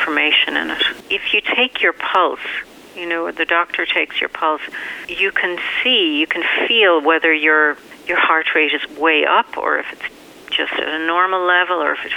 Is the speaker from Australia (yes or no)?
no; Ireland; moved away; growing up in Ireland